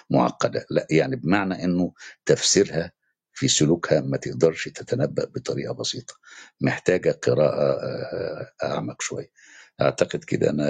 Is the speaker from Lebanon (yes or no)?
no; Egypt; احنا كمصريين